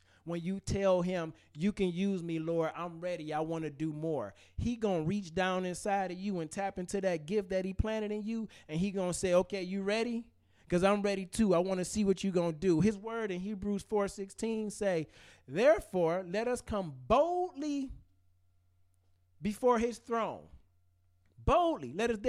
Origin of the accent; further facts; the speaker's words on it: Detroit, Michigan, United States; It's easy for me to say I grew up in Detroit public schools.